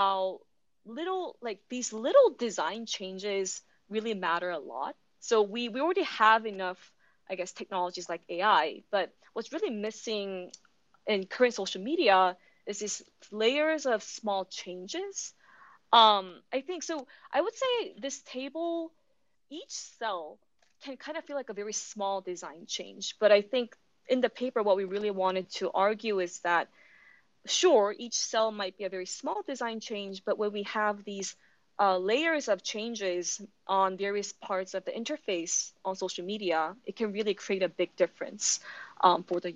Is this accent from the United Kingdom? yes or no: no; South Korea; moved away as an adult; Korea, my home country. I think as a Korean, well, I guess as an international student